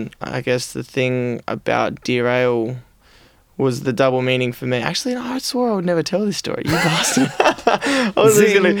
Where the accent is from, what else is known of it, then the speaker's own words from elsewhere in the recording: Adelaide, South Australia, Australia; now in Melbourne, Australia; I moved to Melbourne from Adelaide to do one thing, which was play music.